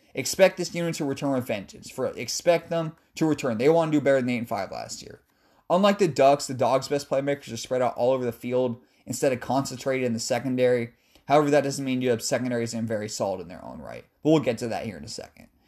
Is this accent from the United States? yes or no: yes; Seattle, Washington, United States; I'm from Seattle